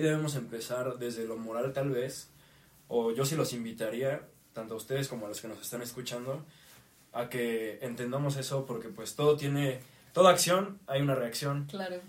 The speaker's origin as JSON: {"language": "Spanish", "region": "Tlaxcala", "country": "Mexico", "said": "nosotros en Tlaxcala"}